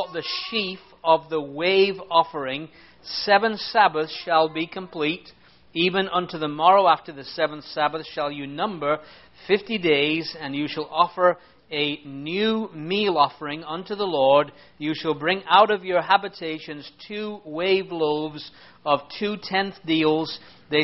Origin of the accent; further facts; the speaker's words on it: England, United Kingdom; I'm an Englishman